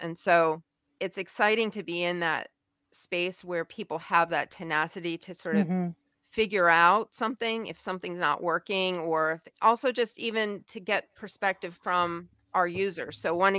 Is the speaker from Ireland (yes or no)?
no; Taiwan; you know, obviously being a Caucasian American who didn't really speak the language, although I did pick up obviously some, and my parents had studied Chinese